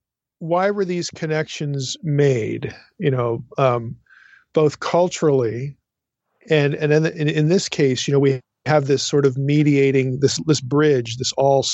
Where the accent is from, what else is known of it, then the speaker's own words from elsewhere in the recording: East Coast, United States; I'm from the East Coast. So, you know, in like Philadelphia and some of these other places